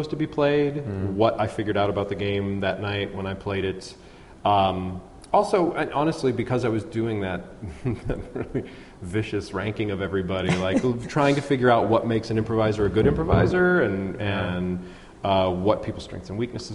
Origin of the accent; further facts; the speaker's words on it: Pittsburgh, Pennsylvania, United States; also born or lived in New York; I grew up here in Pittsburgh